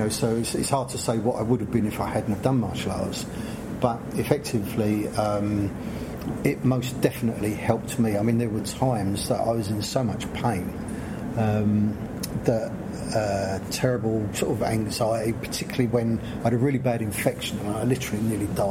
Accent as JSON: {"language": "English", "region": "London", "country": "United Kingdom", "tie": "born or raised there", "said": "I grew up on a South London council estate"}